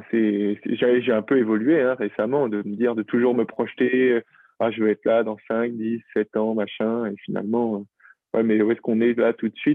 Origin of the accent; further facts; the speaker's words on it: Brittany, France; je m'y suis retrouvé à un moment en, rentrant chez moi en Bretagne